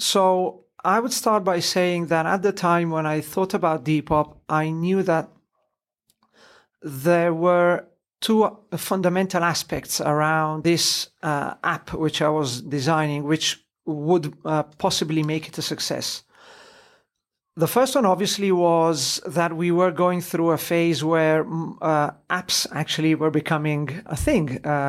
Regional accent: Italy; Disclosure, I am Italian, although I have an English name. I was born and raised in Italy. British dad, Italian mum. So if you hear a strange accent, that's the reason.

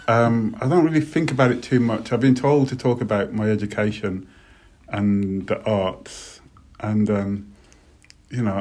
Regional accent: Birmingham, West Midlands, United Kingdom; I was really lucky growing up in Birmingham

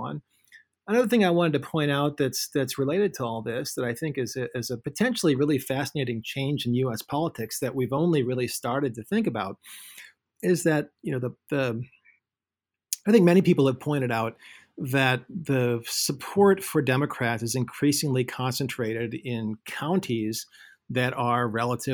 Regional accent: St. Louis, Missouri, United States; my hometown of St. Louis

